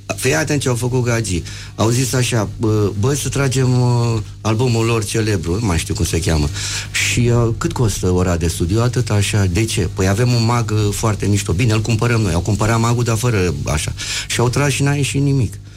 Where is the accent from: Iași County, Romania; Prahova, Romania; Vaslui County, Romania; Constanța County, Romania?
Iași County, Romania; Iași; accent: Moldavian; eu fiind din Iași pot să cânt de câte ori vreau moldovenești, cum trebuie. Adică la noi, la județul Iași, acolo, unde, de unde sunt eu, știi, că, știi unde m-am născut eu? În curtea Bisericii Catolice din Iași